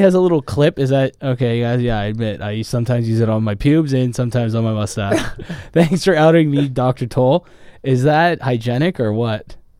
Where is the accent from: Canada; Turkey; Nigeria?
Canada; now in Los Angeles, United States; I'm Canadian